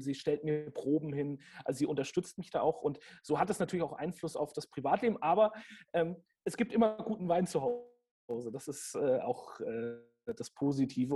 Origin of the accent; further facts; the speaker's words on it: Franconia, Bavaria, Germany; ich komme gebürtig auch aus einer Weinregion. Ich bin Franke ähm, und mit dem, mit dem Silvaner in der Muttermilch sozusagen aufgezogen worden